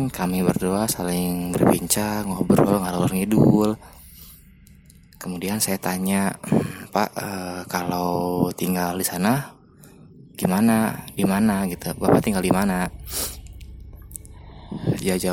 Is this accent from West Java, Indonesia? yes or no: yes; Bandung, West Java, Indonesia; Karena saya asli orang Bandung